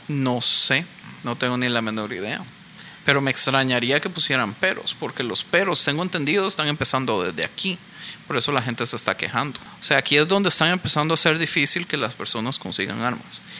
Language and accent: Spanish; Costa Rica; moved away; yo soy de Costa Rica